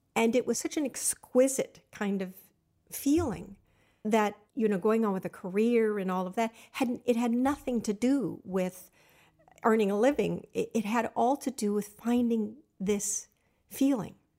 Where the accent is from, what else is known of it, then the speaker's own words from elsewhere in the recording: Los Angeles, California, United States; also born or lived in Pasadena, California; I was raised in the San Fernando Valley.